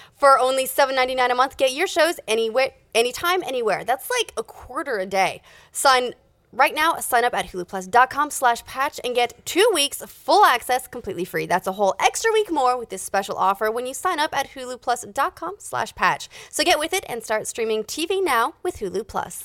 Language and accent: English; Utah, United States; I'm from Utah.